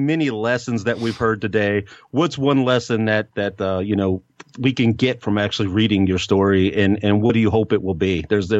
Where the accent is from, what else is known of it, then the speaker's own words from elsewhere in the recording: West Virginia, United States; I'm from West Virginia, so I get the country accent.